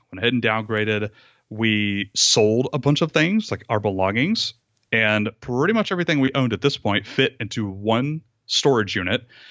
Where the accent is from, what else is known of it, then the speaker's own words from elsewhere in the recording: Rome, Georgia, United States; also born or lived in Atlanta, Georgia; I moved across the state of Georgia back to my hometown, my the house that I grew up